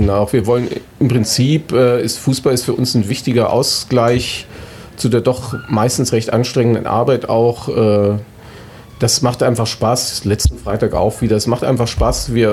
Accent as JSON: {"language": "German", "region": "Northern Germany", "country": "Germany", "said": "Ich komme ja aus dem Norden und bei mir ist es in die Wiege gelegt worden, weil mein Onkel war früher Präsident von Werder Bremen."}